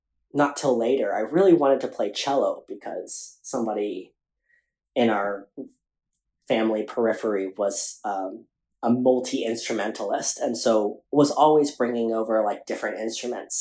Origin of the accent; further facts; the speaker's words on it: Atlanta, Georgia, United States; growing up in Atlanta and that Filipino community